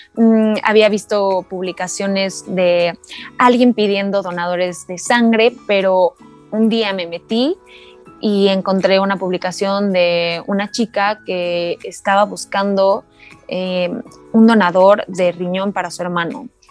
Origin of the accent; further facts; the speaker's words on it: Cuernavaca, Morelos, Mexico; also born or lived in Mexico City; soy de Cuernavaca, pero también estoy entre la Ciudad de México